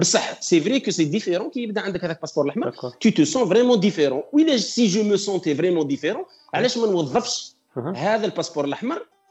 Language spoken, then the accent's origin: Arabic; Algeria; now in Switzerland; عندنا في الجزائر